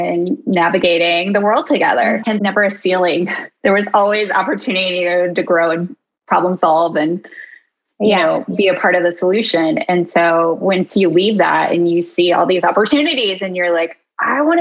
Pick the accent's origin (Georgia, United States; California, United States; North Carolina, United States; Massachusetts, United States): California, United States; Oceanside; now in Nashville, United States; I grew up in Oceanside, which is right outside of Camp Pendleton, hence the Marine Corps background